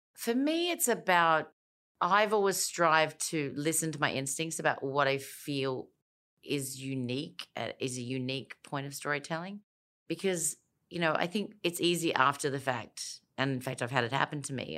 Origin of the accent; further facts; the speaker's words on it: Elizabeth, South Australia, Australia; moved away; also born or lived in United States / London; I grew up in Elizabeth in South Australia